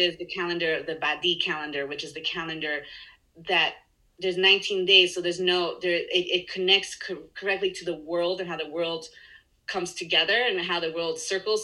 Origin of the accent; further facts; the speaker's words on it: Chile; English is a second language; moved away; I grew up in Chile, yeah. so I speak Spanish and English.